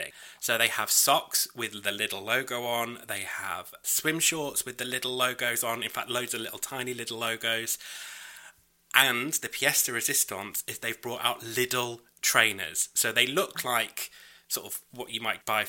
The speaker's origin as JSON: {"language": "English", "country": "United Kingdom", "said": "I'm British."}